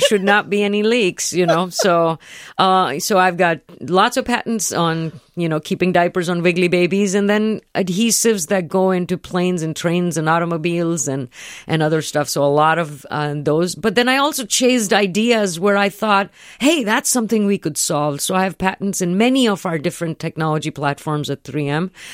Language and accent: English; India; moved away; I grew up in India